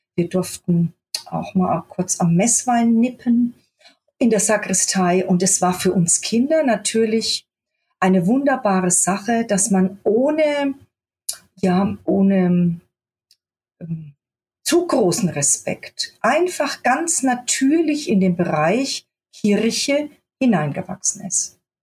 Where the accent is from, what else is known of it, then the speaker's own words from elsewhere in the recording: Germany; also born or lived in Göttingen; ich bin eigentlich geboren in Göttingen und bin aber mit vier Jahren in ein kleines Dorf im Spessart, äh, gezogen mit meinen Eltern und meinem Bruder